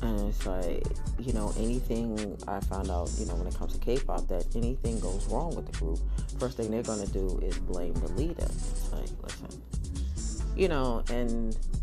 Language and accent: English; United States; I'm American